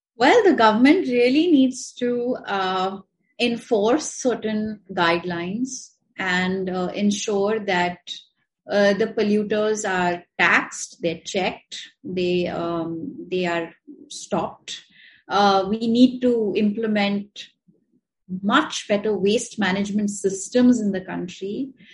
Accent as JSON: {"language": "English", "country": "India", "said": "we are from India"}